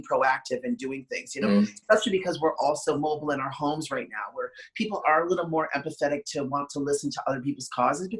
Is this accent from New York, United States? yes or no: yes; New York City, New York, United States; I grew up in Manhattan